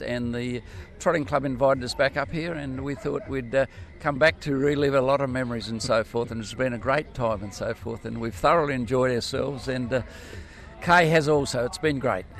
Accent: Avenue Range, South Australia, Australia; we're from a little place in South Australia down the southeast called Avenue Range

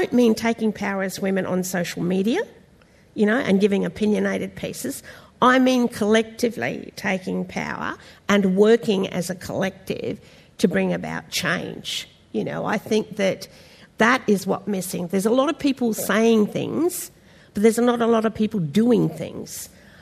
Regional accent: Minjerribah, Queensland, Australia; my primary area of where I grew up was on Minjeriba, Stradbroke

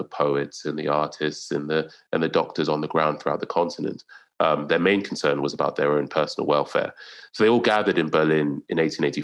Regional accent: Lagos, Nigeria; born or raised there

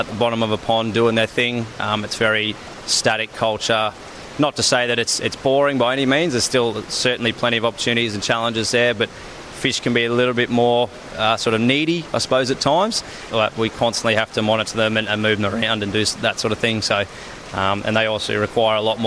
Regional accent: Melbourne, Victoria, Australia; moved away as an adult; also born or lived in Townsville; I actually was born and raised in Melbourne, so I've come up from pretty much one of the coldest parts to come up here

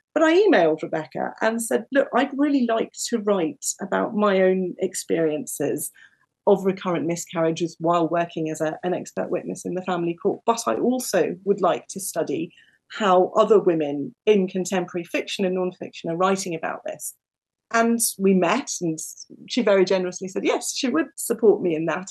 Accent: United Kingdom; also born or lived in New Zealand; I was born just outside London to parents who had not grown up in the UK

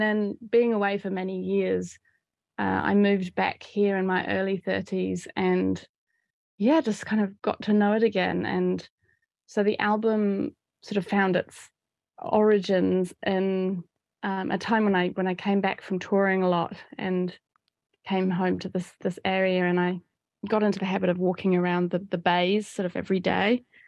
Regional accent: Auckland, New Zealand; moved away as an adult; From, from the age of ten, I, I grew up around the Titirangi suburb, um, of West Auckland

